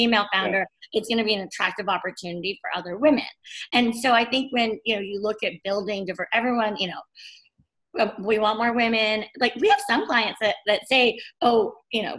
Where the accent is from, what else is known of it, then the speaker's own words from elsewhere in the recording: Bay Area, California, United States; I'm from California. I grew up in the Bay Area